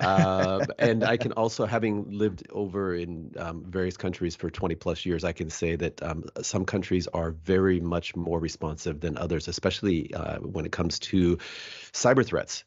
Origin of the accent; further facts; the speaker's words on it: United States; as an American